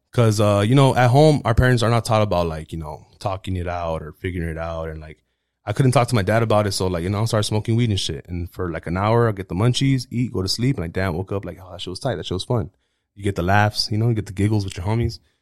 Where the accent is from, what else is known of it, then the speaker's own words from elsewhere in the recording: United States; first language Spanish; English is a second language; I was raised in America